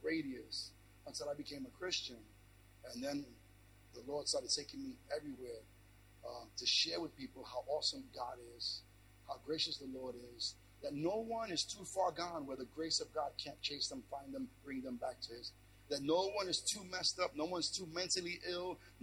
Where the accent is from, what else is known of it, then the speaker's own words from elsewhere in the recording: New York City, New York, United States; I'm born in New York, Brooklyn, New York